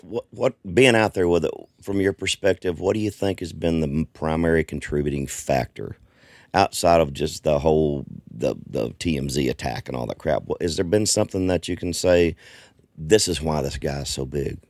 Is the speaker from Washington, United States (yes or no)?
no; Southwest Arkansas, United States; also born or lived in East Texas; I grew up in Arkansas. I'm originally from East Texas.